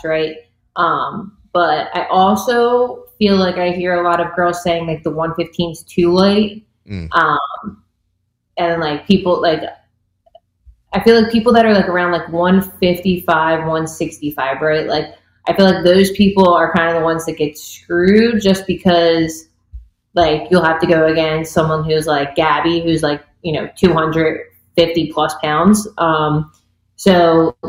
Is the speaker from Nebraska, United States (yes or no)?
no; Philadelphia, Pennsylvania, United States; I'm from Philadelphia